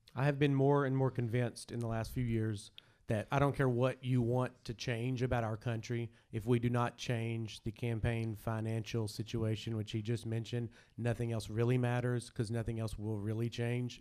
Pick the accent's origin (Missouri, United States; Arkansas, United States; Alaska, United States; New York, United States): Arkansas, United States; Prattsville; I'm from a tiny, tiny, tiny, tiny, tiny little town. And there's only one restaurant called The Whippet